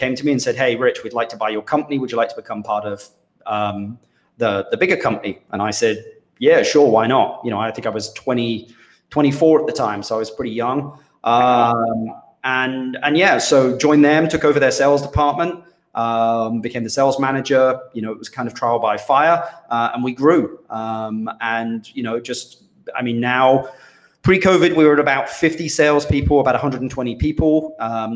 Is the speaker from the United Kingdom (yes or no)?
yes; London, United Kingdom; moved away as an adult; also born or lived in Minnesota; now in Costa Rica; I was from London